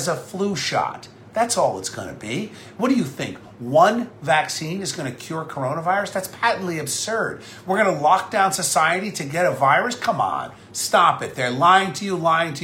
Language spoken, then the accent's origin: English; New Jersey, United States; as a New Jerseyan, as an American